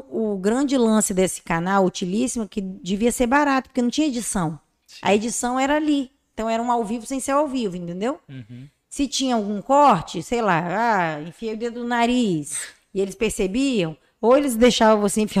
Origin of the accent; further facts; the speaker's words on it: Vitória, Espírito Santo, Brazil; como eu sou de Vitória